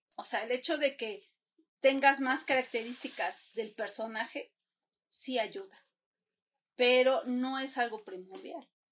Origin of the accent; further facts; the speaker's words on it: Puebla, Mexico; yo soy de Puebla